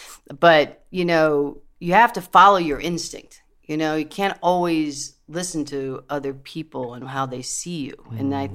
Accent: Potomac, Maryland, United States; I'm a Jew from Potomac, Maryland

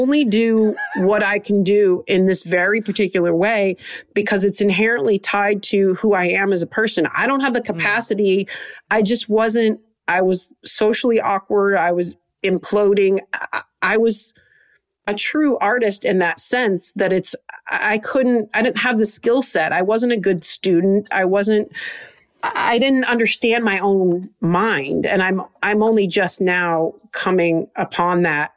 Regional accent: Trenton, Michigan, United States; I'm from Trenton, Michigan, south of Detroit

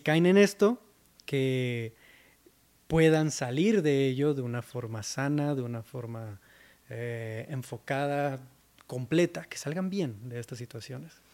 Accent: Mexicali, Baja California, Mexico; moved away as an adult; now in Mexico City, Mexico; Yo soy de Mexicali, Baja California, del norte de México, y me mudé a Ciudad de México en 2017.

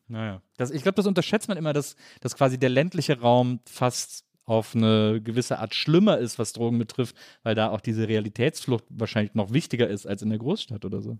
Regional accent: Wesseling, North Rhine-Westphalia, Germany; moved away; Ich komme aus Wesseling zwischen Köln und Bonn, aus einer Kleinstadt

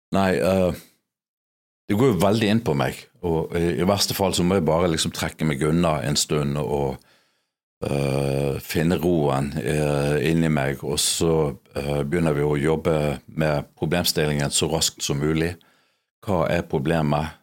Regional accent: Bergen, Vestland, Norway; jeg er norsk, jeg er erkebergensk.

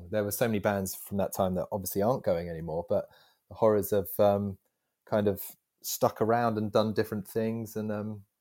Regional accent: Southend, East of England, United Kingdom; i'm from Southend and … are from Southend.

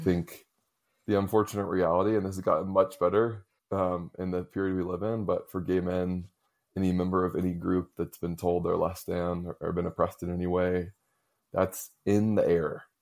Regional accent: Raleigh, North Carolina, United States; I grew up in the South, in Raleigh, North Carolina

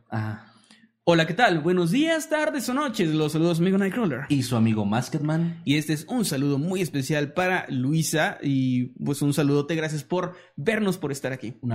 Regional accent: northern Mexico, Mexico; accent: norteño; Yo también tengo acento norteño, se me sale de repente.

